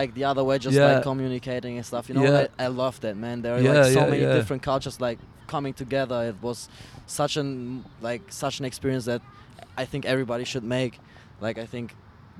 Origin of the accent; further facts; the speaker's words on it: Dnipro, Dnipropetrovsk Oblast, Ukraine; now in Germany; I'm coming from Germany. I was born in the Ukraine, like in a big city. Actually, it's called Dnipropetrovsk. Sounds kind of hard. It's like the second biggest city.